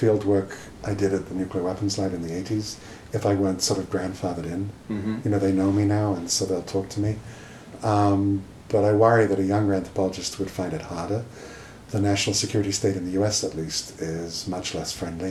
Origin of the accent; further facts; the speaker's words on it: United Kingdom; moved away; my home country of Britain